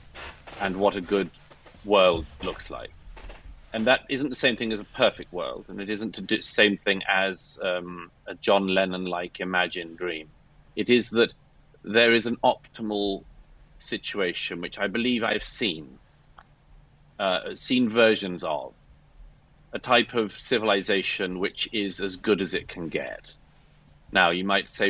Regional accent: United Kingdom; I'm British by birth

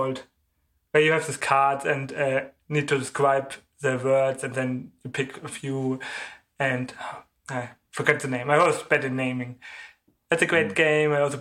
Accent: Germany; I'm from Germany

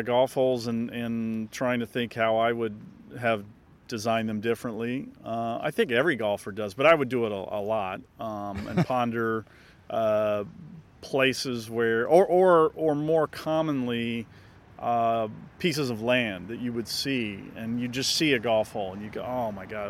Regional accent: Southern California, United States; Well, believe it or not, here in Southern California.

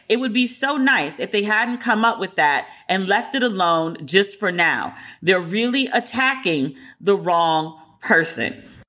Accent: Puerto Rico; And I'm from Puerto Rico. I know my character's not supposed to like it, but I can't disparage it. Like, I can't say these things as a Puerto Rican woman about Puerto Rico.

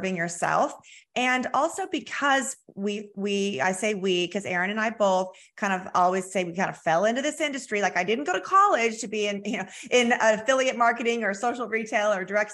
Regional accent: Southern California, United States; now in Springfield, United States; I'm from Southern California, but I've been here 34 years

